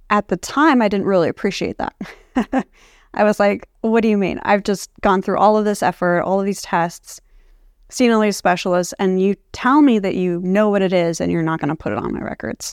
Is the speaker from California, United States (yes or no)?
yes; Palo Alto, California, United States; growing up in Palo Alto